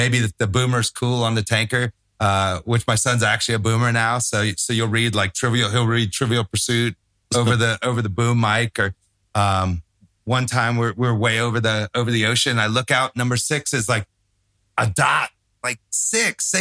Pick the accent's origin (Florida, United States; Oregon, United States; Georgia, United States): Florida, United States; Tampa; moved away; Tampa, which is my hometown